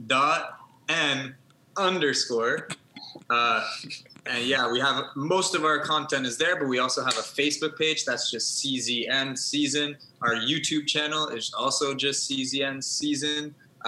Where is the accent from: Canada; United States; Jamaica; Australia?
Canada; Toronto, Ontario; I'm from Toronto